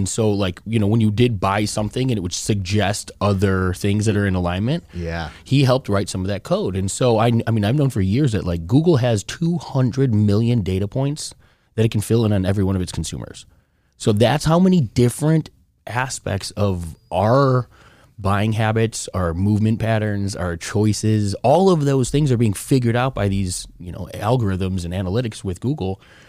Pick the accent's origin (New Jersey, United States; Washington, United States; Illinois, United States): Illinois, United States; Chicago; That is not pizza in my book. I'm from Chicago. We got a whole different belief.